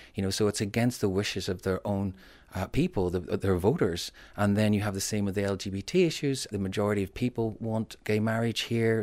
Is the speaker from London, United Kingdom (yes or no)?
no; Northern Ireland, United Kingdom; moved away; also born or lived in England; When I was growing up in Northern Ireland